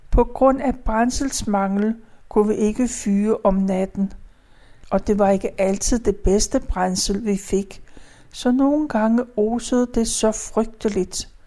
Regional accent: Gentofte, Capital Region of Denmark, Denmark; born there; Jeg blev født den 2. april. Det var palmesøndag, og året det var 1939. Jeg blev født på Gentofte Fødeklinik.

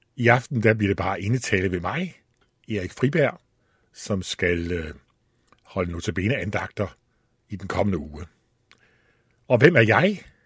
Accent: Allingåbro, Central Denmark Region, Denmark; moved away; also born or lived in Copenhagen; så stammer jeg fra Djursland, fra en by, der hedder Alingobro. Der var jeg vokset op

